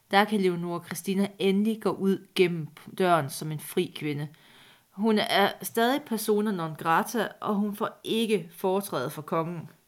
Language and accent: Danish; Jutland, Denmark; Jeg er fra Jylland, så jeg er undskyldt.